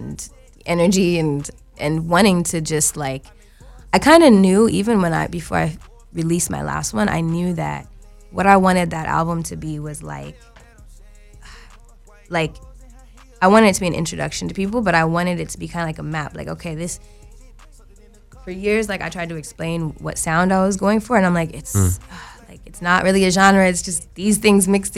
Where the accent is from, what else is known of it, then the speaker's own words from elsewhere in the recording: United States; I'm American